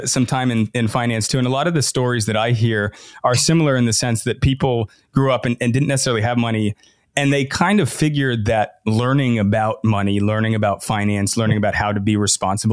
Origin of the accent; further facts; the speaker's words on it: Irvine, California, United States; also born or lived in back east; I grew up in Irvine